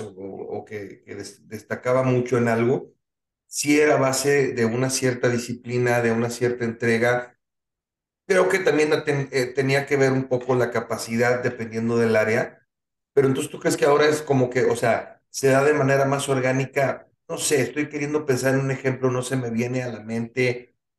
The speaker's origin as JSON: {"language": "Spanish", "country": "Mexico"}